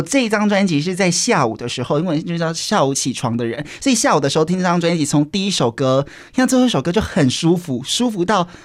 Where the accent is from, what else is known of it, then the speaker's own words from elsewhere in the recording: Kaohsiung, Taiwan; 我是高雄人